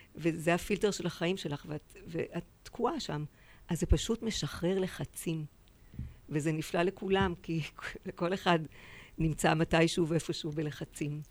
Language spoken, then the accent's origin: Hebrew; Tel Aviv, Tel Aviv District, Israel; בתל אביב